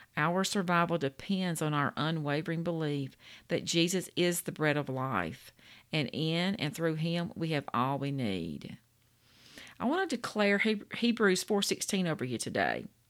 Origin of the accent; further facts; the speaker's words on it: Louisiana, United States; I'm from Louisiana. We the food state